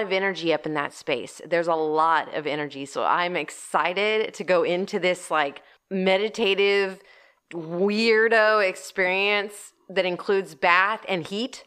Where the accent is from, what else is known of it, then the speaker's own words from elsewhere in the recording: Portland, United States; I grew up in Portland. I graduated from high school in Portland